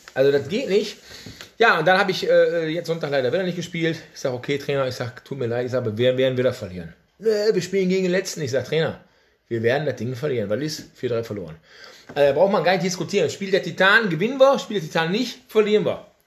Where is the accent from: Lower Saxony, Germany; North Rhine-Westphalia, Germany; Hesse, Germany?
North Rhine-Westphalia, Germany; Essen; geboren in Essen, Essener durch und durch